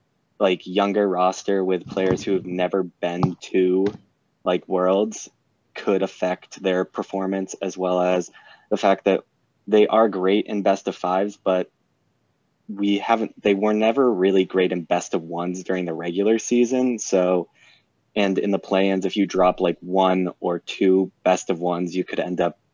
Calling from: Canton, New York, United States; Upstate New York, St. Lawrence University in Canton.

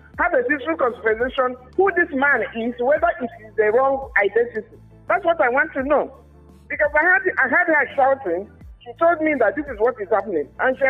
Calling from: Zaria, Kaduna State, Nigeria; I'm speaking from Zaria, and she's in my house.

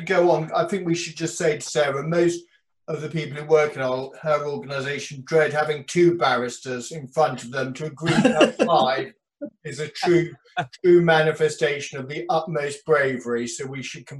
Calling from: South East England, United Kingdom; dialing in from Oxfordshire, showing my colours.

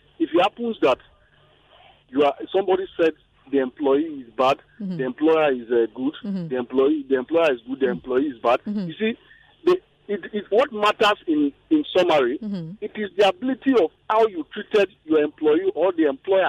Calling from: Ikeja, Lagos, Nigeria; I'm calling from Ikeja.

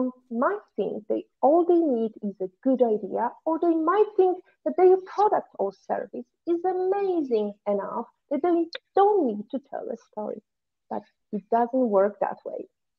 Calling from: Valletta, Malta; I'm tuning from Valletta, but actually, you're going to listen to us and watch us next week.

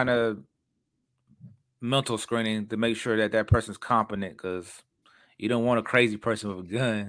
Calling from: Texas, United States; and at least in Texas, I'm speaking from Texas

